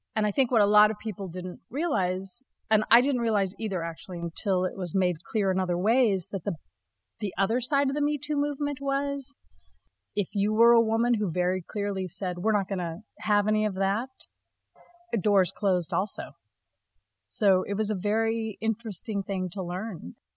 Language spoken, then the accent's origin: English; Las Vegas, Nevada, United States; moved away as an adult; also born or lived in New York; growing up in Las Vegas